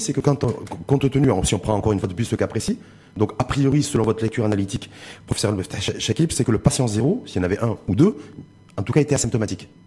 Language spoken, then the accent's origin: French; Morocco; chez nous, au Maroc